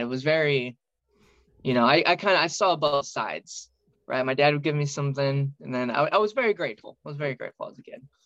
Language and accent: English; outside of St. Louis, Illinois, United States; I grew up in Illinois, uh, outside of St. Louis, um, literally over the river